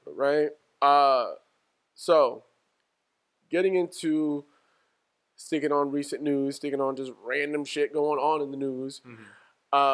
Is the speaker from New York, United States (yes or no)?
yes; New York, United States; growing up in New York